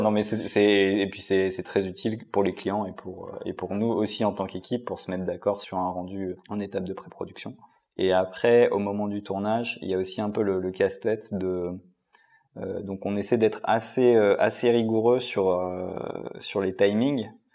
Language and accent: French; Lyon, Auvergne-Rhône-Alpes, France; on est quand même à Lyon. Enfin, on est de Lyon, la ville un peu de guignol